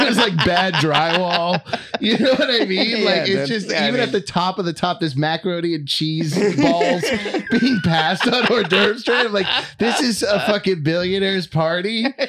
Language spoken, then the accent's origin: English; Maine, United States; I'm not affecting an accent. I'm born and raised in Maine. I'm not affecting an accent.